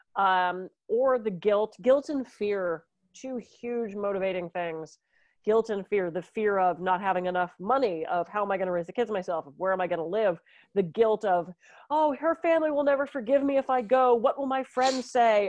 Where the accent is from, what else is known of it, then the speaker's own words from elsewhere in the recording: Pittsburgh, Pennsylvania, United States; When I was growing up in Pittsburgh, we used to go to the mall